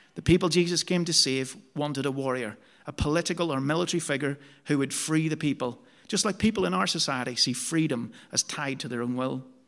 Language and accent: English; Omaha, Nebraska, United States; now in England, United Kingdom; my hometown of Omaha.